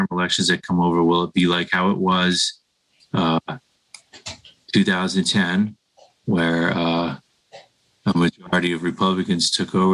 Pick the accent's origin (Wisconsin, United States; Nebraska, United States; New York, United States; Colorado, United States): Colorado, United States; I'm a Coloradan.